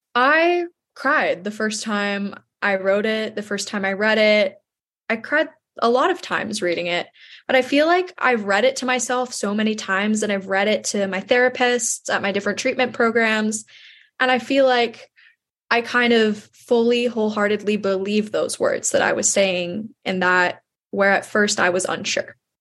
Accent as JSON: {"language": "English", "region": "New York", "country": "United States", "tie": "born or raised there", "said": "my hometown in New York"}